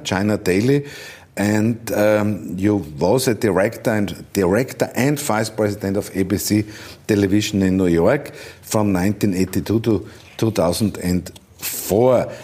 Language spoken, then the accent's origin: English; Vienna, Austria; English is a second language; I come from Austria, from Vienna